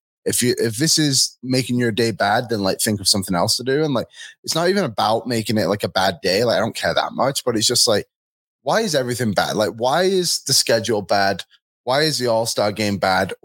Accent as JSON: {"language": "English", "region": "England", "country": "United Kingdom", "tie": "born or raised there", "moved": "yes", "lives_now": "Edmonton, Canada", "said": "I grew up in England and not to have snow on Christmas wasn't too different for me."}